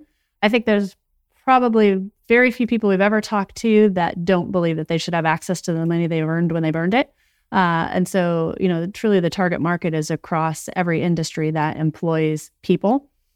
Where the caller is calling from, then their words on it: New Jersey, United States; I am calling in from New Jersey.